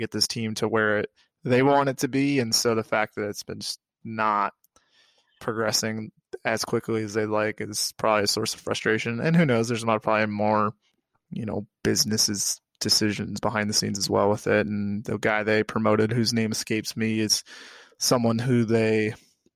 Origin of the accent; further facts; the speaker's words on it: United States; as a American with my, one would say, ridiculous accent